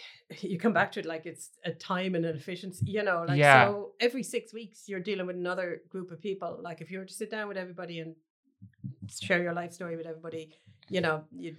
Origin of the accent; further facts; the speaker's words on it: Cloughjordan, Munster, Ireland; I grew up in Clough Jordan, which is a small village in North Tipperary, we're just outside it.